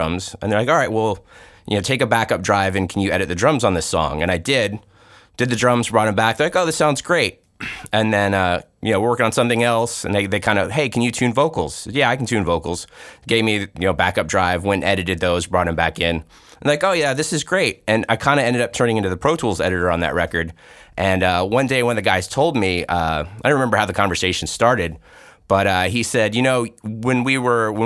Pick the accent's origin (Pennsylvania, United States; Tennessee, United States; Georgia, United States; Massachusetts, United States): Tennessee, United States; moved away; I'm from Tennessee originally